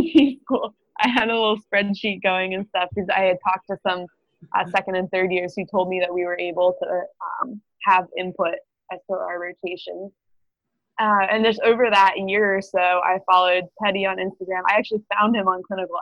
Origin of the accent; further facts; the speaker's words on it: Maryland, United States; moved away; I'm actually from Maryland